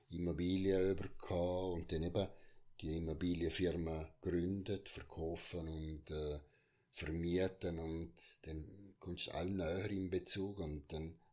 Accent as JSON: {"language": "German", "region": "Unterland", "country": "Liechtenstein", "tie": "born or raised there", "said": "weil ich bin sehr kontaktfreundlich und im Unterland aufgewachsen, aber im Oberland ja, vor allem mit Schule, oder?"}